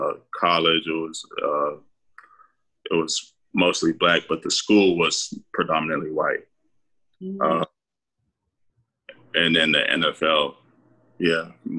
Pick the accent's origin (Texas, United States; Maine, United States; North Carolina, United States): Texas, United States; Houston; Growing up in Houston, there's a lot of everything.